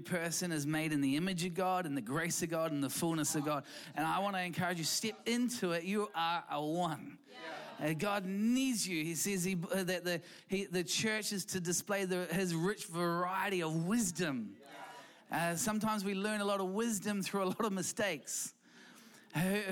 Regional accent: New Zealand; also born or lived in London; we came from Equippers Church in London. And we came back to New Zealand

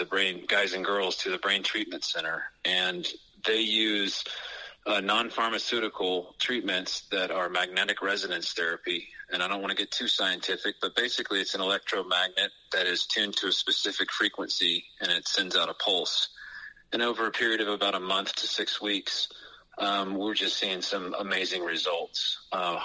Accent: West Texas, United States; when I was a kid, I grew up in West Texas

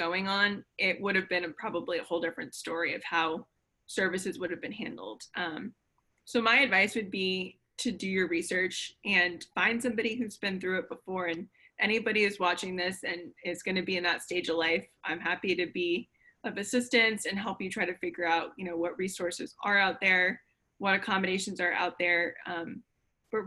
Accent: Connecticut, United States; now in Florida, United States; We grew up up north. We grew up in Connecticut

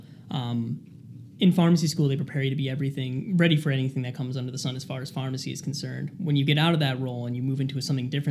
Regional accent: Cherry Hill, New Jersey, United States; moved away as an adult; now in Rhode Island, United States; I grew up in Cherry Hill, New Jersey, which is about 3.5 hours south of here

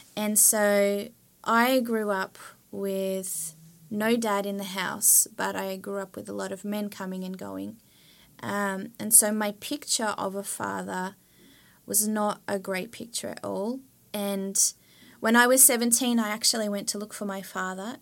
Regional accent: Australia; moved away as an adult; now in Sweden; I come from Australia

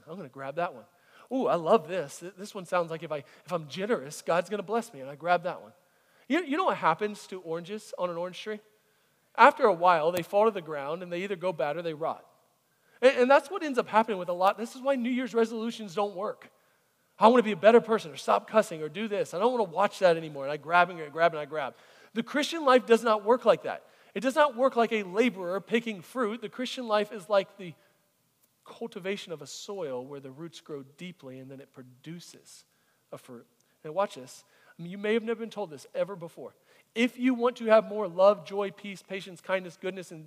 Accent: Florida, United States; when I was growing up in Florida, there was orange groves.

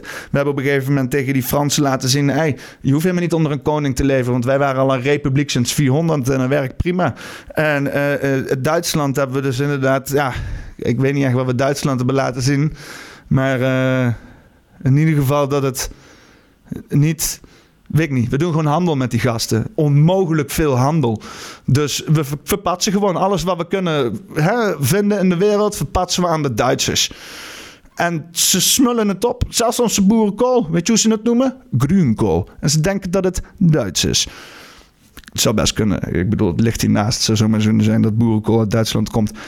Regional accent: Netherlands

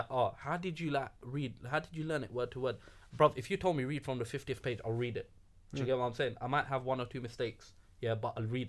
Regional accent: London, United Kingdom; first language English; I'm born and bred London. Yeah. I'm born and bred. I love English. English is my first language. I don't say my mother tongue is something else. Because it's not. Because I've grown up in England. I'm born here.

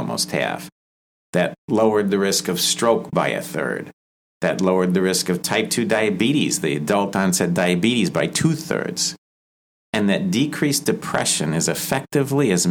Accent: Chicago, Illinois, United States; moved away as an adult; I grew up in the Chicago area and then came here for residency and been here ever since.

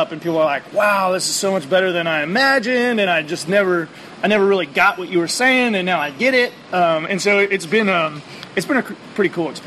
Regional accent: California, United States; Well, I'm, I'm here from California and I can go and buy a pilot or a flight.

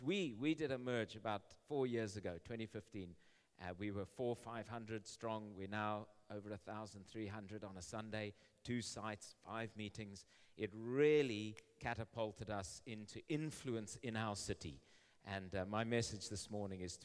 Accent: Zimbabwe; I live in Zimbabwe. I've been born and raised in Zimbabwe

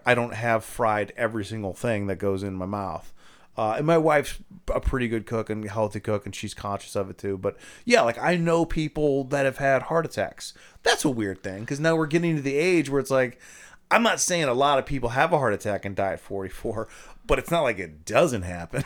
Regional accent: Ohio, United States; I'm from Ohio

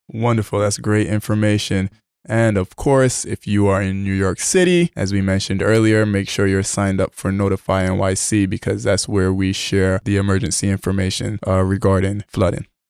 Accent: Barbados; moved away; I grew up in Barbados, and I remember when it rained, my grandmother would put a bucket outside

